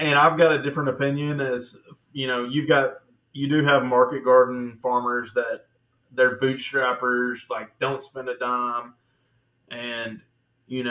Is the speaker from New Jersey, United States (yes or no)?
no; Little Rock, Arkansas, United States; also born or lived in Denver, Colorado; now in Greenbrier, United States; I'm not even from Greenbrier, from Little Rock